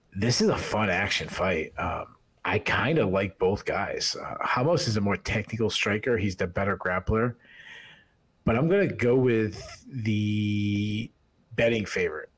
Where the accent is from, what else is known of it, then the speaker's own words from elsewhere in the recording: New England, United States; I'm from New England